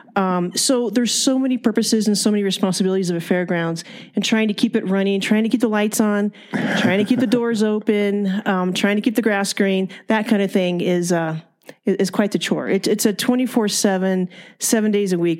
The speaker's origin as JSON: {"language": "English", "town": "Fillmore", "region": "California", "country": "United States", "tie": "born or raised there", "moved": "as an adult", "lives_now": "Bishop, United States", "said": "I am originally from Ventura County. It's a small farming community, a little town called Fillmore."}